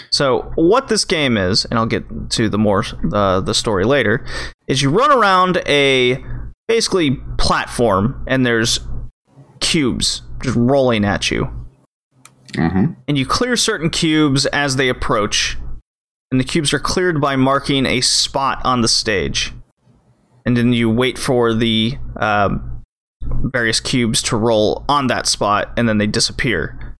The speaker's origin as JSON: {"language": "English", "country": "Canada", "said": "we're Canadian"}